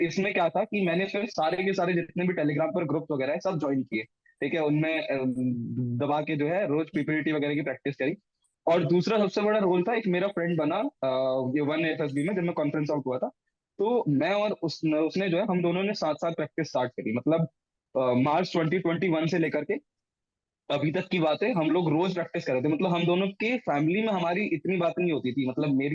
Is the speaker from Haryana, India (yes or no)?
no; Ranikhet, Uttarakhand, India; मैं ना रानीखेत से बिलोंग करता हूँ तो रानीखेत में कुमाऊं रेजिमेंटल सेंटर है